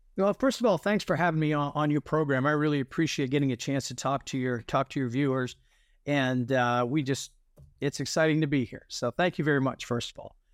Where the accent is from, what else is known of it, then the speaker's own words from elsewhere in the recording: New England, United States; I grew up in New England